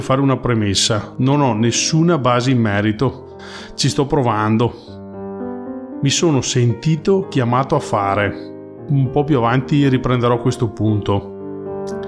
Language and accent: Italian; Soave, Veneto, Italy; vengo da Soave, un piccolo paesino nella provincia di Verona